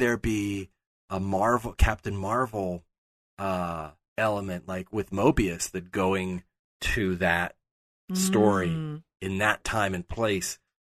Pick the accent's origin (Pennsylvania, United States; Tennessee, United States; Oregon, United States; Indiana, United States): Pennsylvania, United States; Pittsburgh; moved away; I'm from Pittsburgh. Pittsburghers are very proud of their town. And, you know, I've lived away from there for much longer now than I live there.